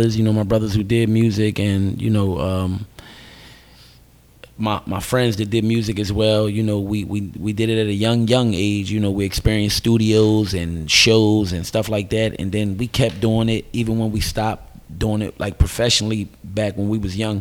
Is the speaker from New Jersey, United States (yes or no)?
yes; Camden, New Jersey, United States; I'm from Camden City, New Jersey, born and raised